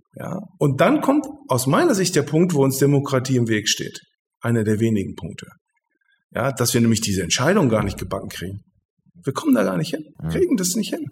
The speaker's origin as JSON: {"language": "German", "town": "Hildesheim", "region": "Lower Saxony", "country": "Germany", "tie": "born or raised there", "said": "das ist meine Heimat ich bin, äh, ich bin hier geboren und ich bin hier aufgewachsen"}